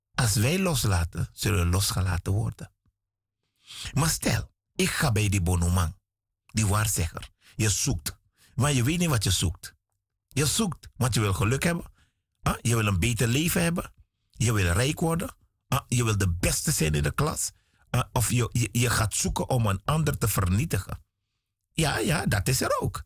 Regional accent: Suriname; Ik ben een Surinamer

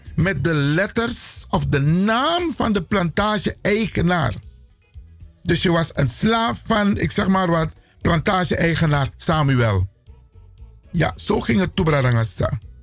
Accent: Suriname; now in Netherlands; We zijn Afro-Surinamers, Afro-African origin, geboren in Suriname

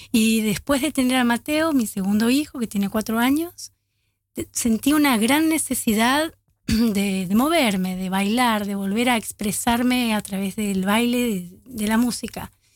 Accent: Buenos Aires, Argentina; now in Amsterdam, Netherlands; los argentinos que venimos de Buenos Aires nos dicen porteños

